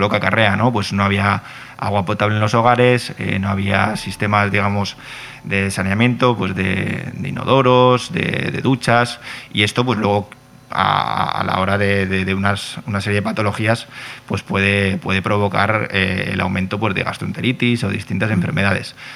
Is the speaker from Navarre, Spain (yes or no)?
no; Bilbao, Basque Country, Spain; moved away; also born or lived in Catalonia; yo soy de Bilbao